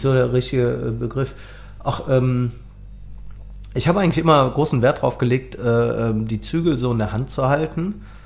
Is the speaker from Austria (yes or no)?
no; Cologne, North Rhine-Westphalia, Germany; accent: Kölsch; first language Kölsch; ich komme aus Ehrenfeld, wohne aber jetzt seit zehn Jahren in Bickendorf